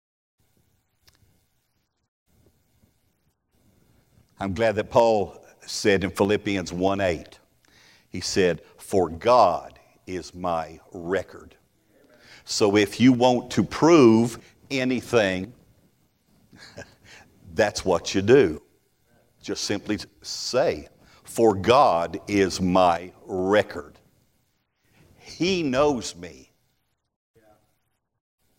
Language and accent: English; Texas, United States; I'm from the South. Could y'all tell? I'm from Texas.